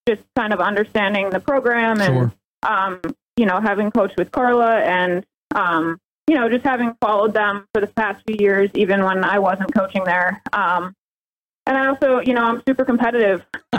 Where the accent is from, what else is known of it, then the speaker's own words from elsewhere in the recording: Northeast, United States; also born or lived in Southern California; I'm also from the Northeast. My whole family is here